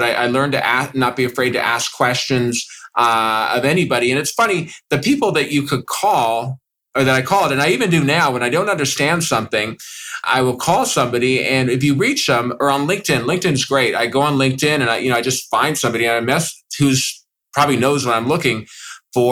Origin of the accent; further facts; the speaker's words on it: Los Angeles, California, United States; I was born in Los Angeles, California.